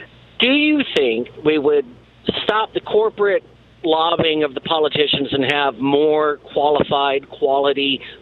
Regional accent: Iowa, United States; I'm from Iowa

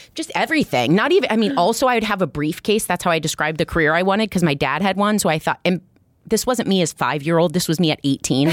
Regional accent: Iowa, United States; now in Brooklyn, United States; I'm from Iowa originally

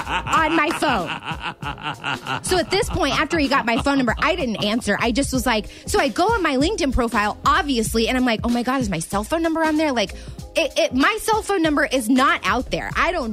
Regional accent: Springfield, United States; I'm from Springfield.

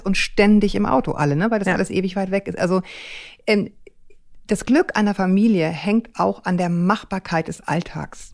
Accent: Northern Germany, Germany; bin ja auch auf dem Dorf wirklich groß geworden

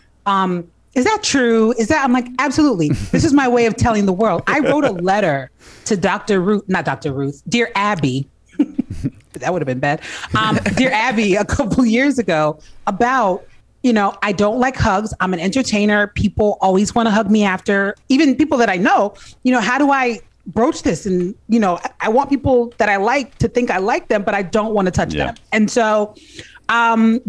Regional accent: New Jersey, United States; moved away as an adult; also born or lived in Washington, D.C.; I grew up in New Jersey, in Central Jersey, which it does exist.

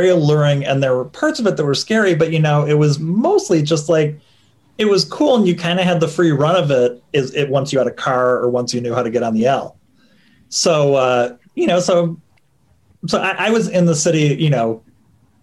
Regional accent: Glencoe, Illinois, United States; I am from Glencoe, Illinois, which is kind of the general area where John Hughes movies are set

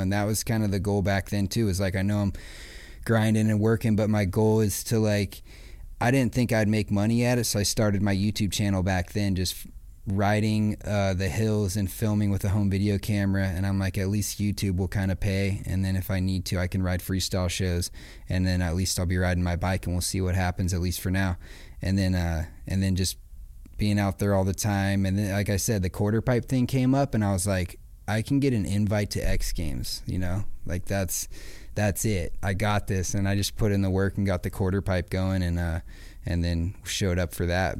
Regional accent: Acton, California, United States; I grew up in Acton, right outside of Palmdale

